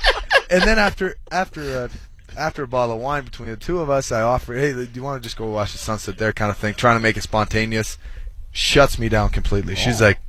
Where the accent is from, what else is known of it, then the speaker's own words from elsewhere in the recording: Stockholm, Stockholm County, Sweden; moved away; Just outside of Stockholm. I mean, Stockholm is considered my hometown.